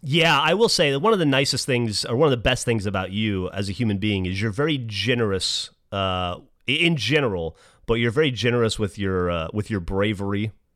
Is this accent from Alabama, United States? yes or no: yes; Alabama, United States; I'm from Alabama